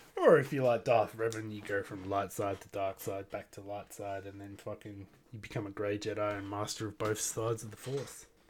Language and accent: English; Australia; I am from Australia.